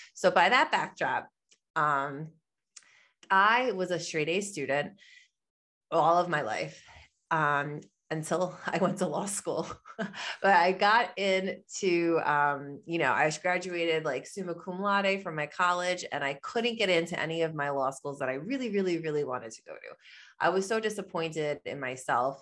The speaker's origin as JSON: {"language": "English", "region": "New York", "country": "United States", "said": "I am from New York, that's where I am right now. I live in Long Island"}